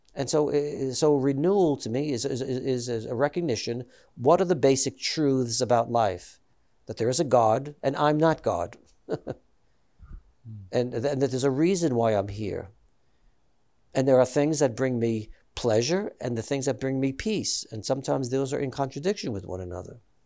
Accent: New York, United States; I'm Italian American, I'm from New York, and, and, and, uh, so, you know, all of my friends that I grew up with were, uh, Catholic.

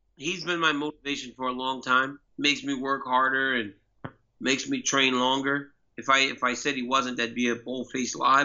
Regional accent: Louisiana, United States; I'm from Louisiana, you know, I'm from kind of the hood

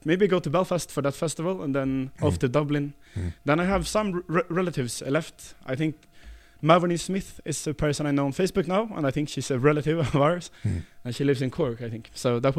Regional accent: Stockholm, Stockholm County, Sweden; also born or lived in village near Uppsala, Sweden; I grew up, my first 2 years in life was in Stockholm, in Södermalm.

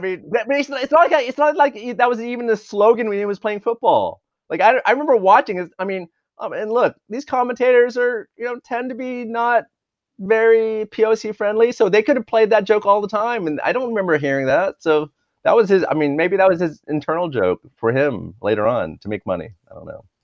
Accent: Dallas, Texas, United States; now in Los Angeles, United States; I grew up in Dallas, Texas

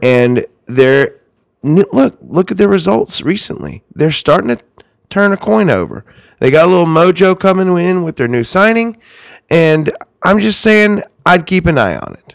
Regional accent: Georgia, United States; moved away; I am from Georgia.

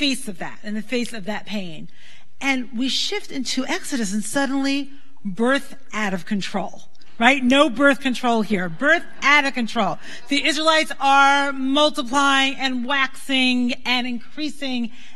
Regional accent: New York City, New York, United States; moved away; I grew up in Brooklyn

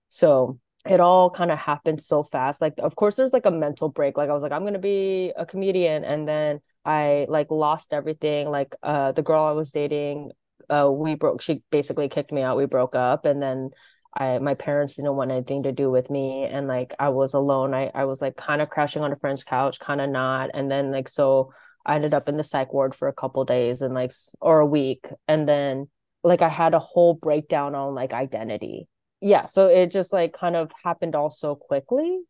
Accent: Sacramento, California, United States; moved away as an adult; also born or lived in Washington State; now in Los Angeles, United States; I grew up in Sacramento.

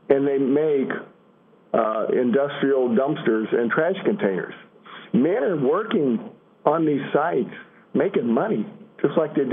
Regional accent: Illinois, United States; I'm from Illinois

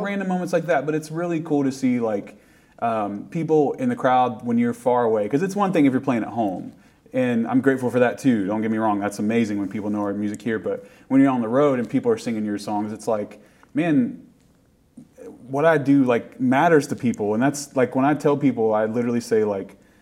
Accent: Appalachia, United States; being from appalachia means a lot and it's it is part of everyone's identity and people like have made fun of my accent when we go somewhere but it's like that's just where i'm from

